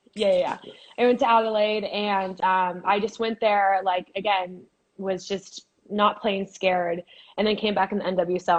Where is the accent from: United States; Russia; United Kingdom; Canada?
United States; Boise, Idaho; moved away as an adult; also born or lived in California; I'm from Boise, Idaho